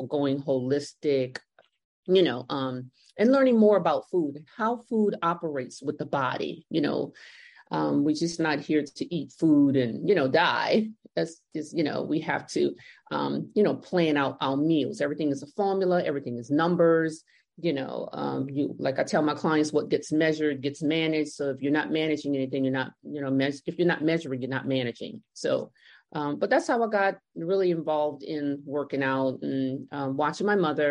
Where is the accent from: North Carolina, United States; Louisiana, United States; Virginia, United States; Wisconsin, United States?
Louisiana, United States; New Orleans; I was born and raised in New Orleans. My parents are from Honduras, Central America.